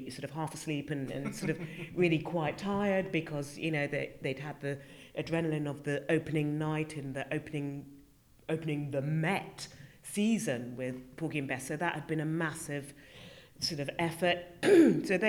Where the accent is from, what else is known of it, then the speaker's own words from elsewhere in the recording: United Kingdom; here was I as a Brit coming in. I really did feel like the only Brit in the village.